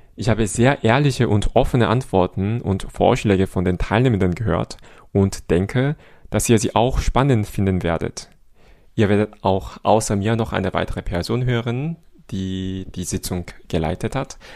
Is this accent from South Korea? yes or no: yes; Seoul, South Korea; German is a second language; moved away as an adult; now in Cologne, Germany; Ich komme aus Seoul, Südkorea und ich lebe in Köln jetzt seit elf Jahren.